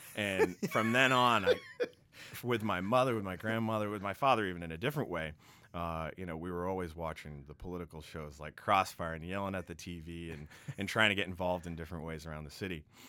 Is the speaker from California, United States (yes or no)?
no; Quincy, Massachusetts, United States; also born or lived in Boston; I come from the great city of Quincy, Massachusetts, also known as the City of Presidents